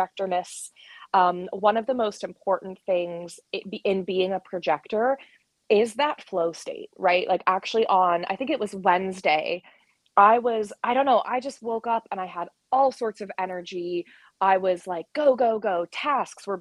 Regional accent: West Virginia, United States; moved away; also born or lived in United Kingdom; I grew up in West Virginia, so we've got rivers at basically every border

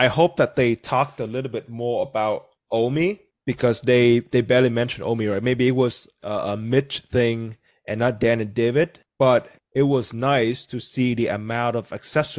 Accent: Vietnam; English is a second language; moved away as an adult; now in United States; That's weird though, because I was born and raised in Vietnam.

